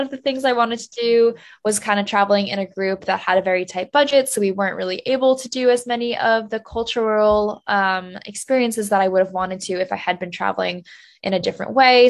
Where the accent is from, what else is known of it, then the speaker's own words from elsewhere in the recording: New Jersey, United States; I grew up in New Jersey